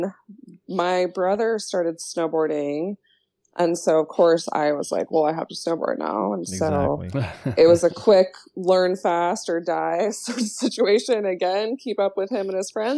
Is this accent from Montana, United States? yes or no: yes; Bozeman, Montana, United States; growing up in Montana, we lived in Bozeman